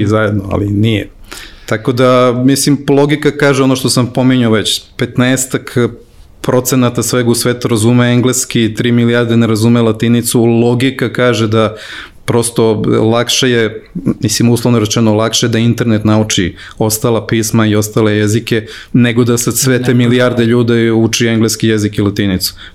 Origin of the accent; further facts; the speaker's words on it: Serbia; kod nas u Srbiji